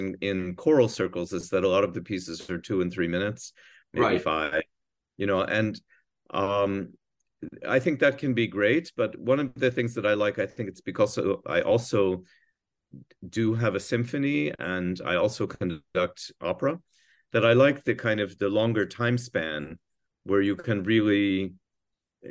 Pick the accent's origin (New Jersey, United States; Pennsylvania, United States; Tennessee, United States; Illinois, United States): New Jersey, United States; moved away; I grew up in New Jersey